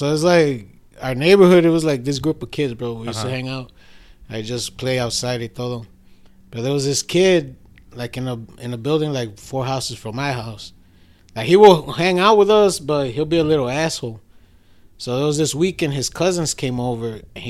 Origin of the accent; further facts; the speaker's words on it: Chicago, Illinois, United States; moved away as an adult; now in Cicero, United States; I grew up in Logan Square